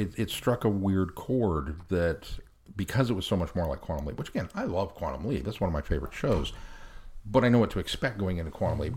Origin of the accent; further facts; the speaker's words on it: United States; as an American